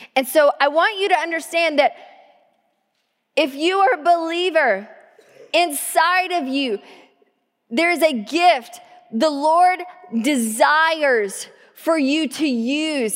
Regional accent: the South, United States; now in Tacoma, United States; growing up in the South and drinking out of the water hose

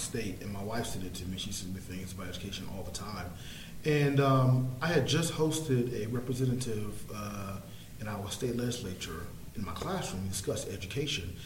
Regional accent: New York, United States; now in North Carolina, United States; I am originally from New York. I teach in North Carolina in Harney County at Triton High School

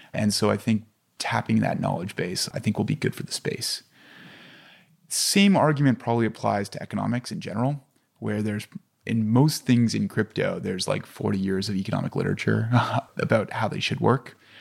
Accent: Canada; I'm Canadian

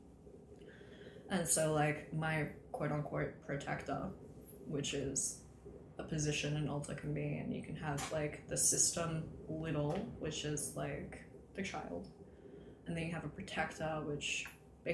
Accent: Australia; moved away; growing up in Australia

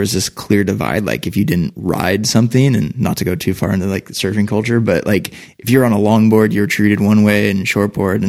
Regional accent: Newport Beach, California, United States; moved away as an adult; also born or lived in Alabama; born and raised in Newport.

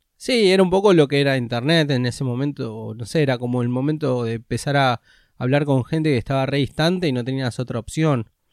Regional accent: Ciudad Jardín Lomas del Palomar, Buenos Aires Province, Argentina; yo nací en Capital, pero de chiquito me fui a vivir a Edo. Cuando tenía 5 mis papás se divorciaron. Así que de ahí me fui a vivir a Ciudad Jardín con mi mamá

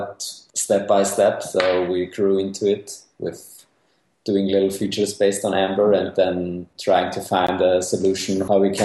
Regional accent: Austria; I was born in Austria. Uh-huh. And yeah, I also studied here

